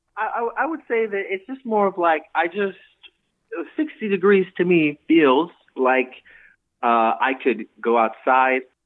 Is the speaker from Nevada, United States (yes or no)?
yes; northeastern Nevada, United States; now in Boise, United States; I grew up in northeastern Nevada